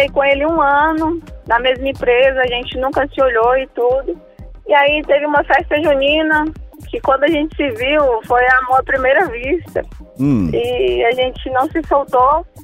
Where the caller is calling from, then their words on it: Brasília, Federal District, Brazil; Eu falo de Brasília.